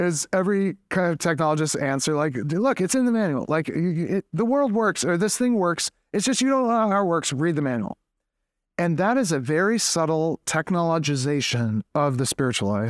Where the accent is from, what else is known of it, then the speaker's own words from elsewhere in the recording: Boston, Massachusetts, United States; I am from Boston, New England